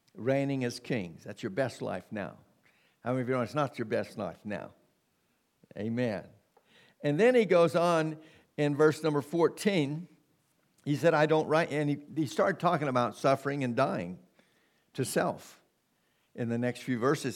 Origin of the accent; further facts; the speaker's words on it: United States; we've been born and bred in America